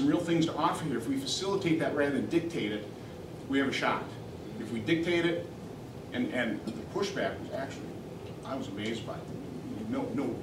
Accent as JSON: {"language": "English", "region": "Minnesota", "country": "United States", "moved": "yes", "lives_now": "Wisconsin, United States", "said": "I'm originally from Minnesota nice, and then you move over to Wisconsin"}